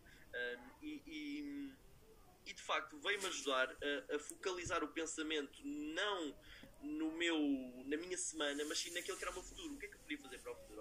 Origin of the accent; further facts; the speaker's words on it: Lisbon, Portugal; Eu sou de Lisboa